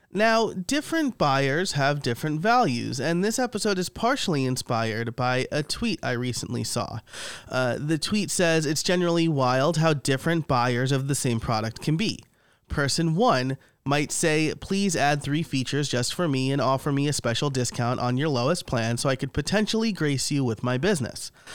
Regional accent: New York, United States; I am Italian from New York

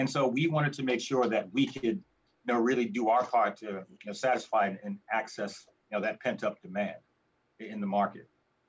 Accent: United States; moved away as an adult; also born or lived in Africa; being an American of African descent and having my experience in America to, you know, a large degree driven by being an American of African descent.

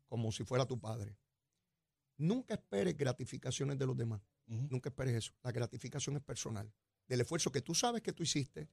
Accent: San Juan, Puerto Rico; yo soy como me crié allí en Capetillo y allá en Río Piedra, yo soy el mismo pájaro que se crió allí.

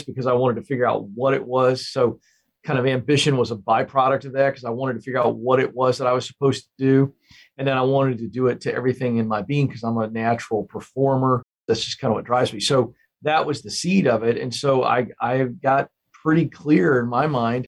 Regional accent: Smithfield, Virginia, United States; I grew up in Virginia. I grew up in the Hampton Roads area. So a small town called Smithfield, Virginia.

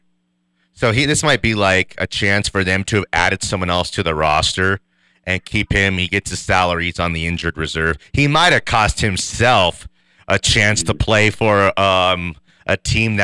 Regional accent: Denver, Colorado, United States; I'm just from the Westwood Project

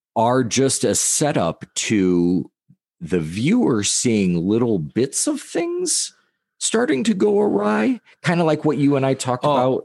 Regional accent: United States

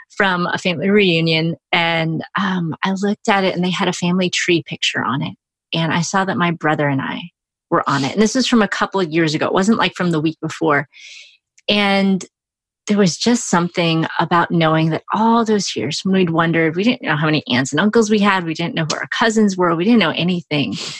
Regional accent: Brownsville, Texas, United States; moved away; also born or lived in Chicago; growing up in Brownsville because I did just blend in with everybody

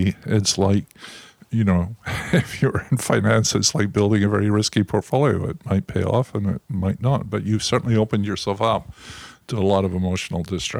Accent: Scotland, United Kingdom; now in United States; You know, the most positive thing you ever say in Scotland is, I mustn't grumble.

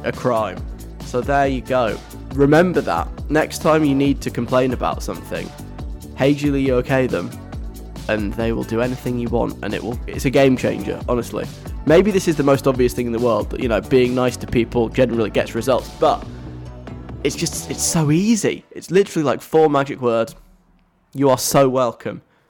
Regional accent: London, United Kingdom; I'm like a Londoner

